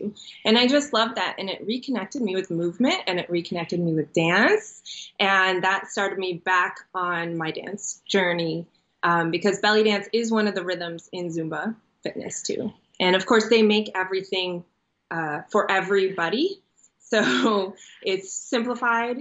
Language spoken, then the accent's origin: English; Chicago, Illinois, United States; moved away as an adult; also born or lived in Israel; now in San Diego, United States; I was actually born in Israel, and then I moved to Chicago as a kid, and I grew up there